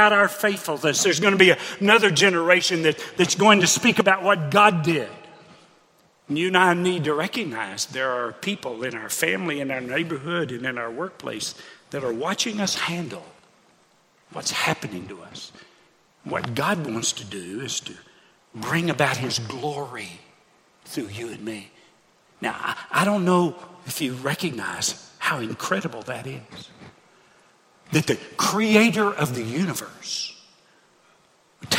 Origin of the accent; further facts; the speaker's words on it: Hot Springs, Arkansas, United States; moved away; my hometown of Hot Springs, Arkansas.